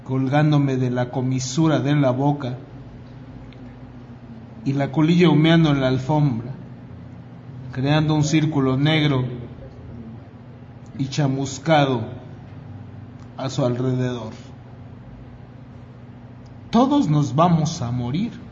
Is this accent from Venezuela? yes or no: no; Mexico; born there; yo no tengo la culpa de que he nacido en México, ¿no?